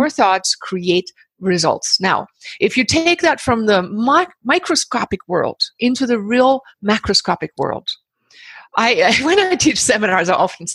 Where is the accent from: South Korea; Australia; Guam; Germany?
Germany; moved away as an adult; also born or lived in Himalayas / Pacific Northwest, United States; now in Bali, Indonesia; I was born in the Himalayas to German parents, grew up in Germany